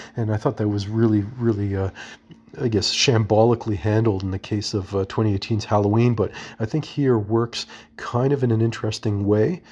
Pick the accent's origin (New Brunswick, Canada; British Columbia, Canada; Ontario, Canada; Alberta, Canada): Ontario, Canada; Toronto; my hometown of Toronto